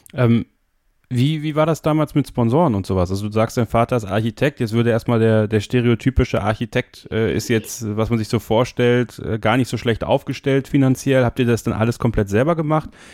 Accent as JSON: {"language": "German", "country": "Germany", "said": "Bei uns in Deutschland"}